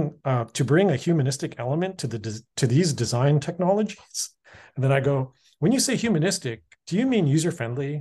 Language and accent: English; Canby Village area, British Columbia, Canada; Both you and I grew up in Canby Village area